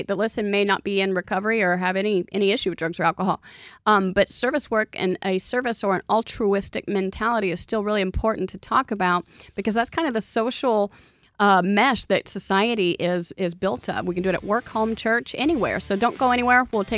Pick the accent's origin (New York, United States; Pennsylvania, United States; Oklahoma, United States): Oklahoma, United States; No. See, I'm from Oklahoma, so Donnie's making fun of me.